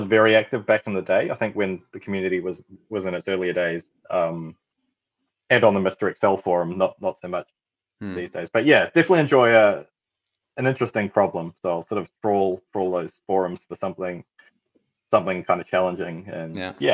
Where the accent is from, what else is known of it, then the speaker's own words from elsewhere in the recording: New Zealand; accent: Antipodean; I'm also from New Zealand. My Antipodean accent